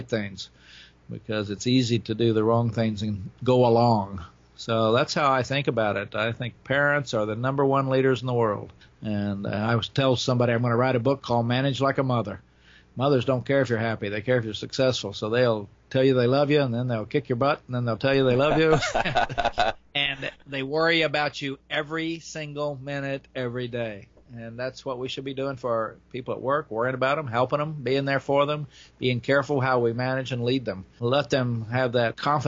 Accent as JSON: {"language": "English", "region": "Oklahoma", "country": "United States", "tie": "born or raised there", "also_born_or_lived": "Florida", "moved": "yes", "said": "I grew up in Oklahoma in the 40s and 50s"}